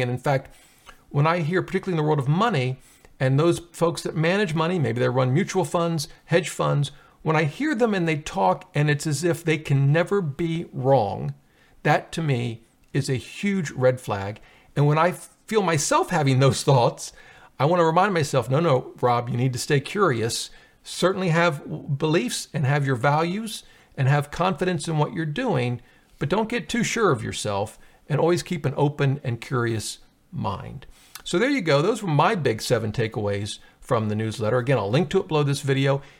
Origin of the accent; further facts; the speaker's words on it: Ohio, United States; the terrible tragedy in Ohio, my home state